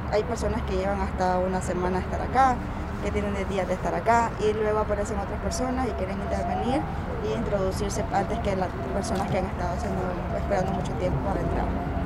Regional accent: Nicaragua; moved away as an adult; Soy de Nicaragua.

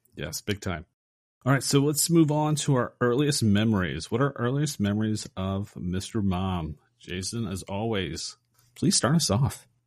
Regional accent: Philadelphia, Pennsylvania, United States; growing up in Philadelphia, Rocky was a huge thing

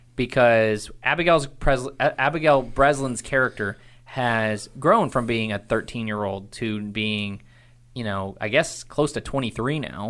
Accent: Irving, Texas, United States; I was born in Irving, Texas

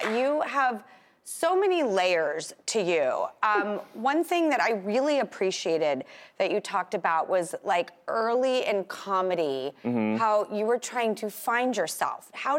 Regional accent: Los Angeles, California, United States; I grew up in Los Angeles in those exact neighborhoods with those exact hipsters.

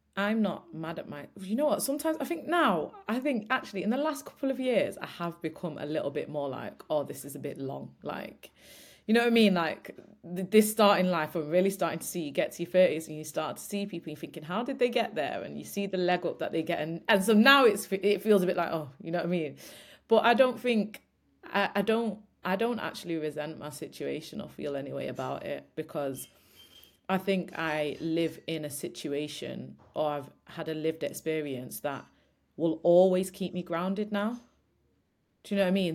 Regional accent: Old Trafford, North West England, United Kingdom; I grew up in Old Trafford

